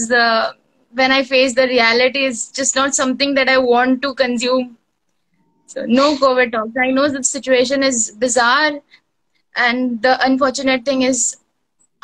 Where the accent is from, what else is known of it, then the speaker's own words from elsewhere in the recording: Kolkata, West Bengal, India; I am from India, Kolkata